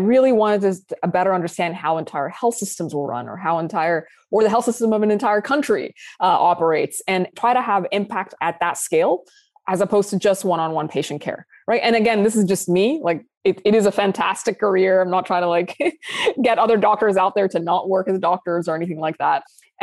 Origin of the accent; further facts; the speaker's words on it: Saudi Arabia; moved away as an adult; also born or lived in Sudan / UAE / United Kingdom; now in United States; So as you mentioned, I'm originally from Sudan, both sides of my family, and I was born and raised in Saudi Arabia. I've lived in several countries, including the UAE and the UK. I moved to the US when I was 24 years old.